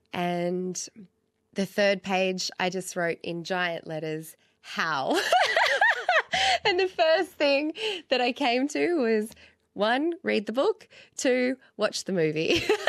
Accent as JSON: {"language": "English", "town": "Sydney", "region": "New South Wales", "country": "Australia", "tie": "born or raised there", "said": "I was born in, in Sydney. I'm originally from Guringai country and my family are from the Blue Mountains"}